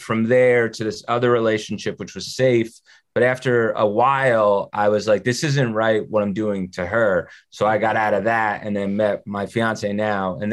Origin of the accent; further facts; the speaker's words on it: New Jersey, United States; I grew up in North Jersey